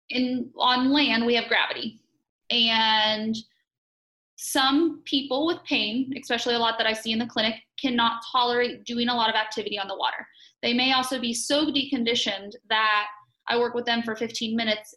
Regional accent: Morgantown, West Virginia, United States; I am from Morgantown, West Virginia, born and raised 20 minutes away from campus.

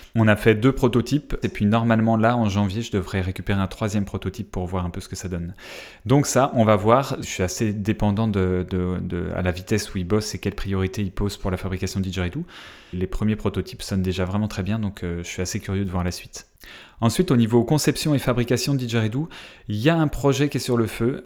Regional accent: France; accent: French; je vais parler anglais avec mon petit accent Frenchy

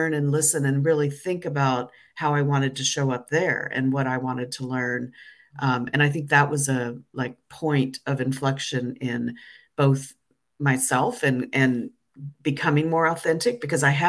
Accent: United States; moved away as an adult; also born or lived in London; I'm no longer purely American. I'm certainly not British or European, but I'm something in between

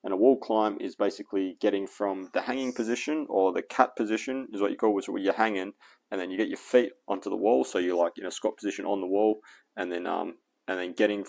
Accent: Australia; And so now I'm consciously trying not to sound American, because I'm not, I'm Australian.

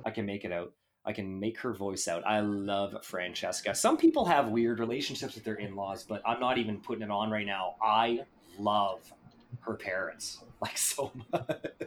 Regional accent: Canada; I am Canadian

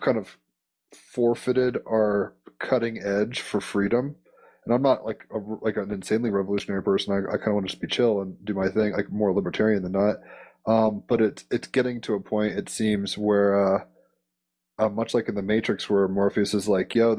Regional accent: United States; as an American

